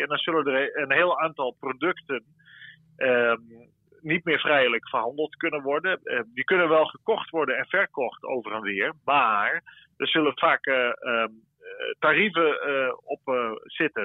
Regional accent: Netherlands; wij als Nederlanders

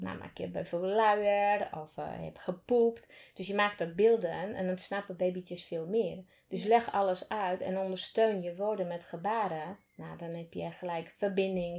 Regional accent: Slovakia; Dutch is a second language; moved away as an adult; now in Netherlands; Ik kom uit Slowakije

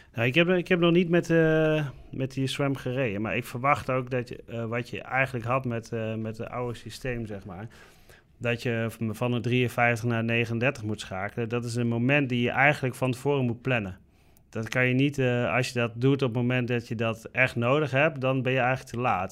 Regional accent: Netherlands; als Nederlander zijnde

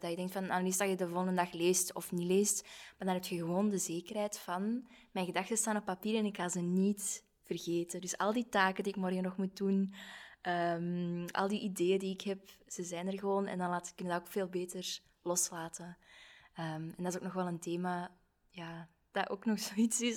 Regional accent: Belgium; we zijn allemaal zo bescheiden, zeker als Belgen

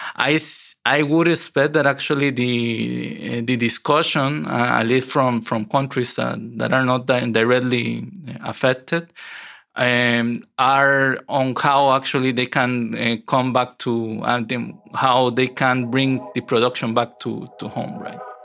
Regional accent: San José, Costa Rica; moved away as an adult; now in Netherlands; I grew up in Costa Rica, and um, I wasn't a city boy. I grew up in a rural area, um, very close to the mountains

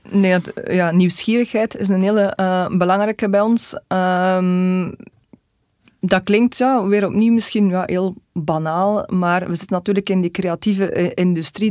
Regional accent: Belgium

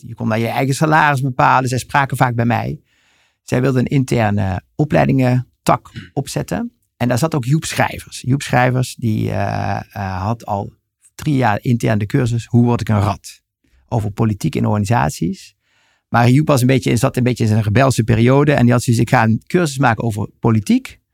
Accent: Helden, Limburg, Netherlands; ik ben geboren en getogen in Helden, Noord-Limburg

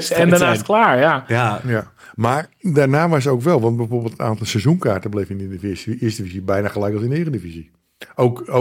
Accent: Friesland, Netherlands; wat, wat die Friese kunnen, ik ben ook Fries.

